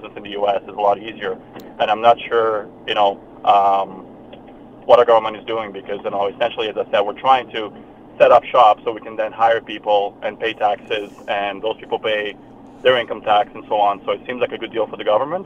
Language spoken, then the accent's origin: English; France; now in Calgary, Canada; I'm originally from France